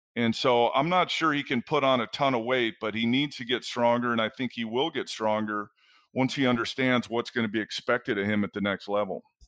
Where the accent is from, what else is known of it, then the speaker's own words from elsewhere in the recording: Southern California, United States; moved away as an adult; being on the West Coast my entire life, growing up in Southern California and going to UCLA